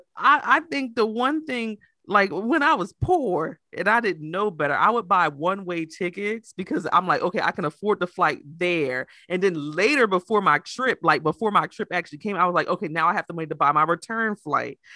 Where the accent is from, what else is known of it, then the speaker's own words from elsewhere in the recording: United States; I'm American